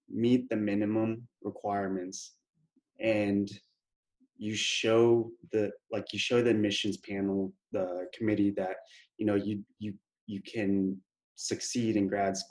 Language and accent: English; Killeen, Texas, United States; also born or lived in Houston, Texas; I'm from Killeen, Texas, which some of y'all might know. It's next to Fort Hood, Central Texas, basically. So I was born and raised there